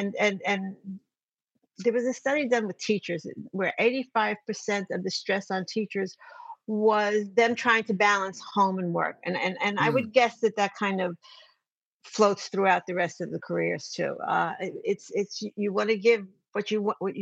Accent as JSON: {"language": "English", "region": "New York", "country": "United States", "said": "I'm from New York"}